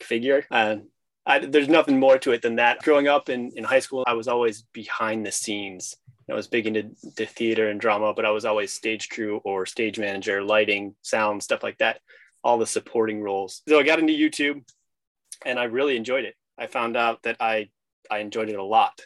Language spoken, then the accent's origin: English; Illinois, United States; moved away as an adult; also born or lived in Idaho / Norway / New Jersey / Louisiana; I grew up in Illinois